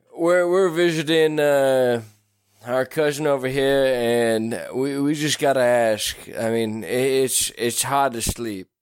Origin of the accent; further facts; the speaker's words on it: Tracy, California, United States; we grew up in Tracy.